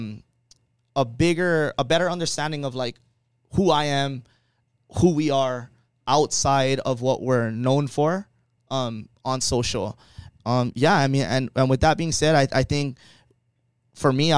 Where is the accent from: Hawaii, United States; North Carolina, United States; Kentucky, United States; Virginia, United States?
Hawaii, United States; Kauai; I'm from Kauai